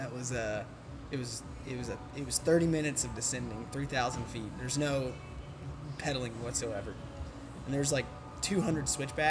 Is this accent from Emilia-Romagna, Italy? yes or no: yes; Bologna, Emilia-Romagna, Italy; you know, I'm from Bologna, and, you know, went to college in Conway, Arkansas